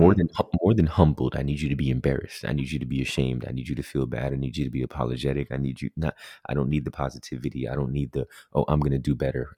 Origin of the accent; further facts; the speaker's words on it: Jamaica; as a Jamaican who loves Jamaican spinners